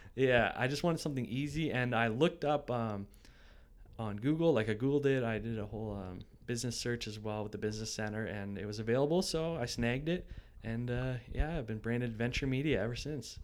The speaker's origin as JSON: {"language": "English", "town": "Ancaster", "region": "Ontario", "country": "Canada", "tie": "born or raised there", "also_born_or_lived": "Burlington / Brantford / Dundas", "said": "I grew up in Ancaster"}